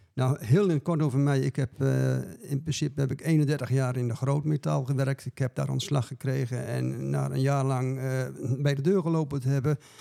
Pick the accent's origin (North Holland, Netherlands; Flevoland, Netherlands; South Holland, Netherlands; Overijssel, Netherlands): Flevoland, Netherlands; Dronten; ik kom uit Dronten en ik ben een begeleider